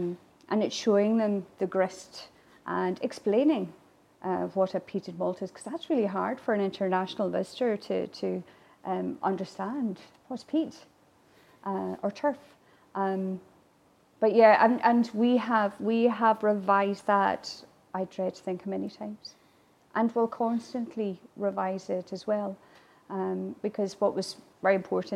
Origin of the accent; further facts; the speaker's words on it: Ireland; first language Irish; English is a second language; now in Glasgow, United Kingdom; As an Irish woman